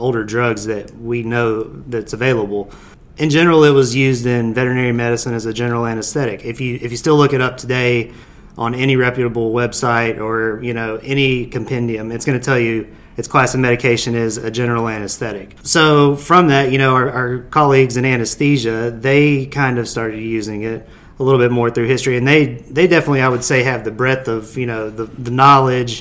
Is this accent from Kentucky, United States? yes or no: yes; Hopkinsville, Kentucky, United States; also born or lived in Bowling Green, Kentucky / Nashville, Tennessee; I am originally from Hopkinsville, Kentucky